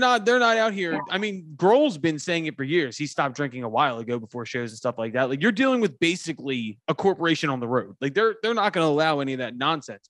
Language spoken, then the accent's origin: English; Philadelphia, Pennsylvania, United States; I am from Philadelphia